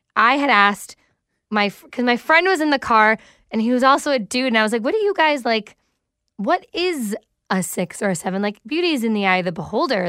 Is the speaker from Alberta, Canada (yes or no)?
no; Mississauga, Ontario, Canada; in Streetsville. which is, you know, the area I literally grew up